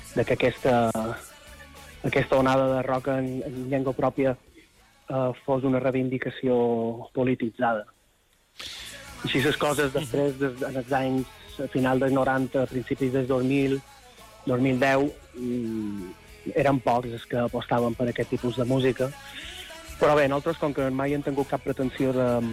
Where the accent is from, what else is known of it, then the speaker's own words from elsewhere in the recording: Son Servera, Balearic Islands, Spain; nosaltres som de Son Cervera, de Llevant mallorquí, i allà en el litoral de Son Cervera, la joia de la corona és una petita cala que seria Esport Nou, que és on nosaltres vàrem passar la infància